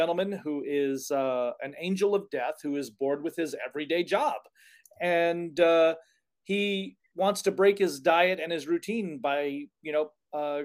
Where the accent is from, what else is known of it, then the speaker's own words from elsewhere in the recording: Cathedral City, California, United States; also born or lived in Palm Springs, California / Washington State; I actually was born and raised in Palm Springs. Actually, we lived in Cathedral City in the Letter Streets up off the Cove